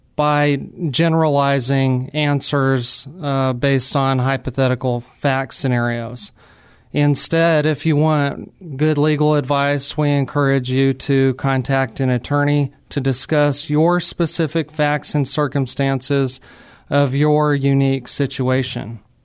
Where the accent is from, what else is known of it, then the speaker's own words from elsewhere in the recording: New Mexico, United States; moved away as an adult; now in San Antonio, United States; I'm actually from New Mexico, not Old Mexico, New Mexico.